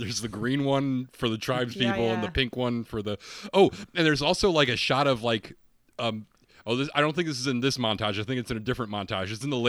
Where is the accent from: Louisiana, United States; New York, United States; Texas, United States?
New York, United States; Utica; Well, I'm from Utica, and I've never heard of Steamed Hams.